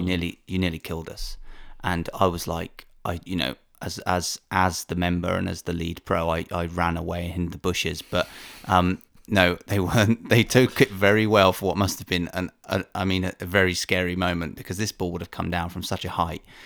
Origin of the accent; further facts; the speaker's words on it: United Kingdom; as a Brit